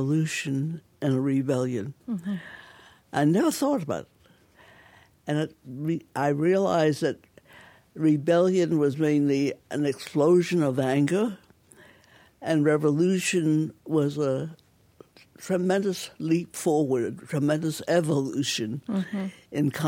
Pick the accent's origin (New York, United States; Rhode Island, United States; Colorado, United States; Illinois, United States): Rhode Island, United States; Providence; now in Detroit, United States; I was born in Providence, Rhode Island, on top of my father's Chinese restaurant.